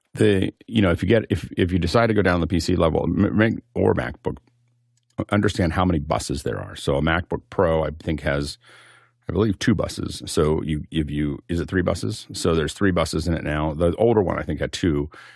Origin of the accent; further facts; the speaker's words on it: Appalachia, United States; I come from Appalachia.